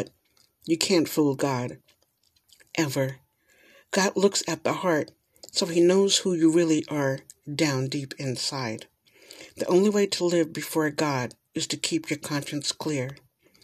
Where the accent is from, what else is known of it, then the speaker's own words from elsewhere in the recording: New York, United States; moved away; I am from New York. And so in New York, I guess I was kind of a sheltered person